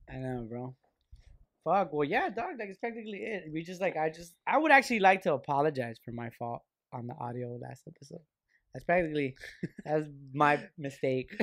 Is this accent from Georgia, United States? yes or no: no; Lynwood, California, United States; we're just kids from the fucking Linwood